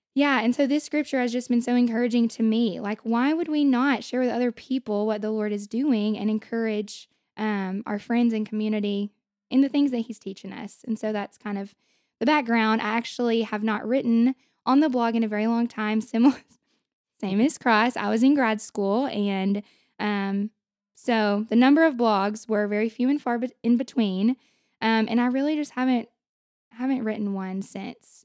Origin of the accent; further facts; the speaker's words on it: Hope, Arkansas, United States; moved away as an adult; also born or lived in Russellville, Arkansas; now in Conway, United States; I am from Hope, Arkansas